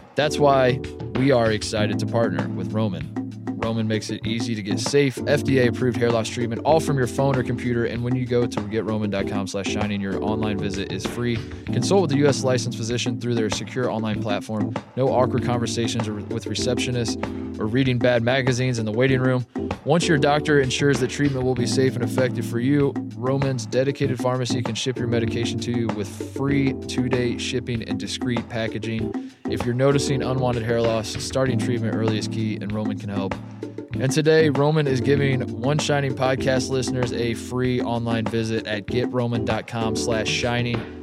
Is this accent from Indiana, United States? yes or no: yes; Indiana, United States; I'm from Indiana